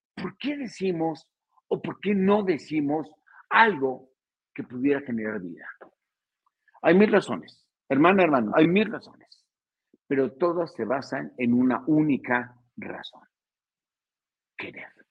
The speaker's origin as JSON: {"language": "Spanish", "region": "State of Mexico", "country": "Mexico", "said": "Yo soy del Estado de México"}